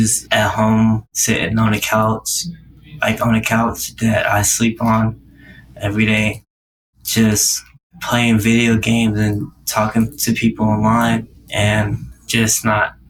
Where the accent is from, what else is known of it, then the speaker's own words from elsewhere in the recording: Indianapolis, Indiana, United States; now in Atlanta, United States; I come from Indianapolis